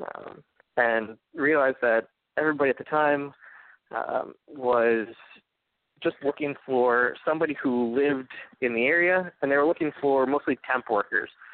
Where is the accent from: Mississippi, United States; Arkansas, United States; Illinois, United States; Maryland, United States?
Arkansas, United States; Fayetteville; a architecture program at the University of Arkansas um, in my hometown